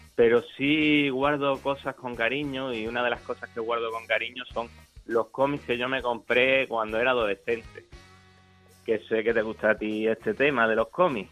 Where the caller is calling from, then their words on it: Melilla, Spain; te llamo desde Melilla.